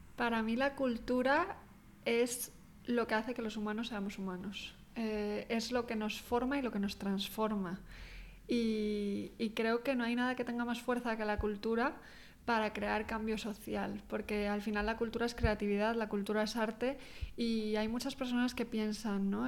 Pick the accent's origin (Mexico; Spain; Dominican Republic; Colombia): Spain; Pontevedra, Galicia; moved away as an adult; also born or lived in Australia; soy gallega yo